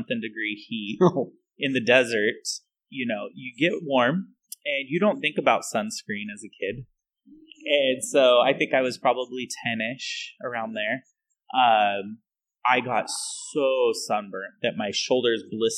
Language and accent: English; Reno, Nevada, United States; growing up in Reno